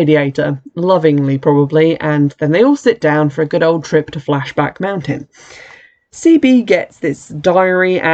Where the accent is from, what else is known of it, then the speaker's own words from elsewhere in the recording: United Kingdom; as a British person